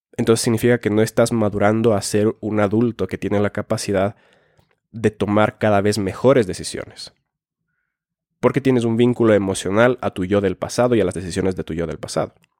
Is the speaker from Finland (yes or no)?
yes; Finland; moved away; also born or lived in Ecuador; soy nacido en Finlandia, he vivido en Ecuador y a veces como finlandés